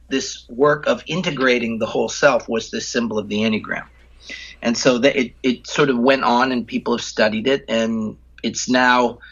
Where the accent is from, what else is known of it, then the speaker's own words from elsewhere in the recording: United States; I grew up in the United States